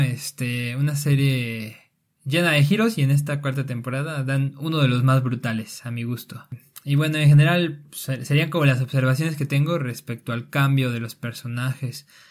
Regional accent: Mexico; somos los mexicanos

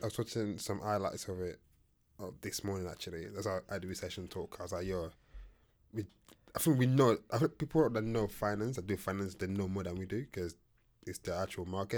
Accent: Nigeria; I'm Nigerian.

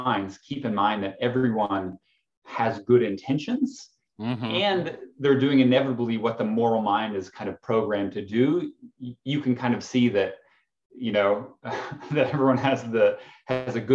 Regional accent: Canada; I'm Canadian

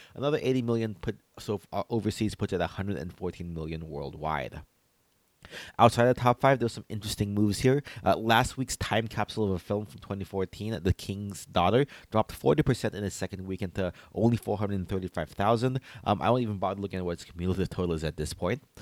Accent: Philippines; as a Filipino

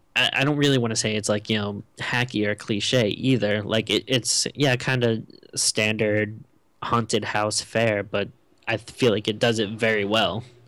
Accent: Rhode Island, United States; I'm from Rhode Island

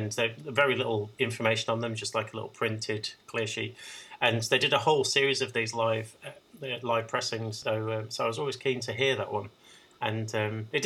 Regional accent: Birmingham, West Midlands, United Kingdom; my hometown of Birmingham

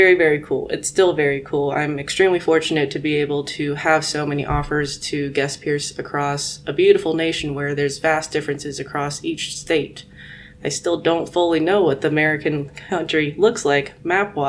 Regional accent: Guangzhou, Guangdong, China; now in United States; Guangzhou is my hometown.

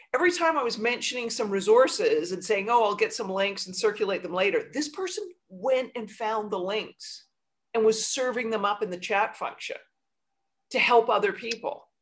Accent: Canada; now in New York, United States; I'm Canadian too

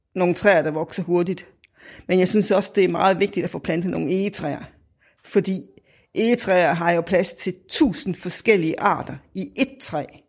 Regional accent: Viborg, Central Denmark Region, Denmark; jeg kommer fra Viborg

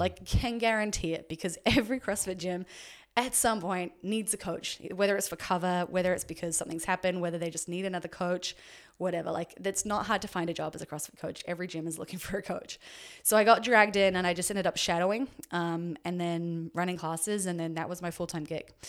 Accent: Auckland, New Zealand; moved away as an adult; also born or lived in Dunedin, New Zealand / Orange County, United States; So I was born in New Zealand, um, lived there until I was seventeen, and then, uh, or sorry, lived in Auckland until I was seventeen

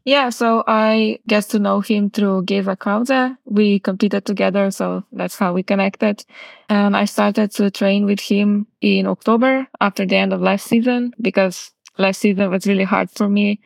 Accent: Kamnik, Central Slovenia, Slovenia; I still train a lot at home in my hometown, Kamnik

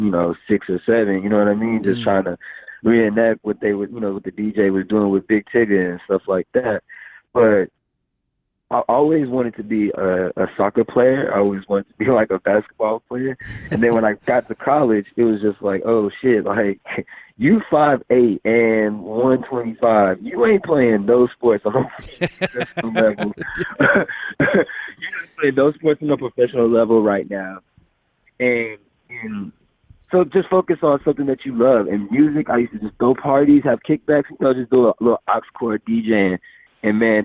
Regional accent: Fort Worth, Texas, United States; also born or lived in Amarillo, Texas; now in Dallas, United States; And then came to Fort Worth, Texas when I was like 5, and then moved to Dallas about 4 or 5 years ago. So I'm a Texas boy, man.

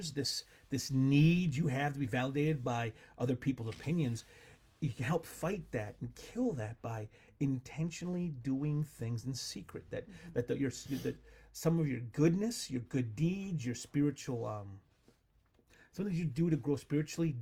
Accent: United States; As an American

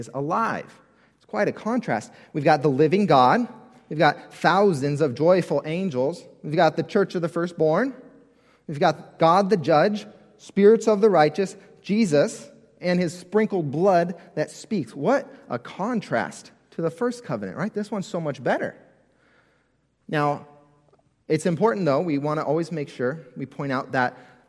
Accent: California, United States; as a kid, I grew up in California. Growing up in California, we had earthquake drills all the time at school

